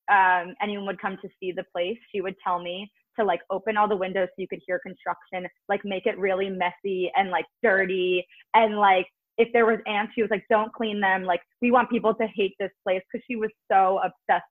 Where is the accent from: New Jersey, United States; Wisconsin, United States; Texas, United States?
New Jersey, United States; I'm from Jersey